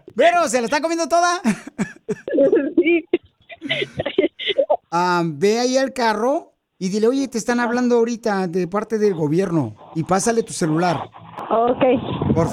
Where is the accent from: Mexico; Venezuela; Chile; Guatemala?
Guatemala; now in United States; acuérdate, ¿a qué venimos de Guatemala a Estados Unidos?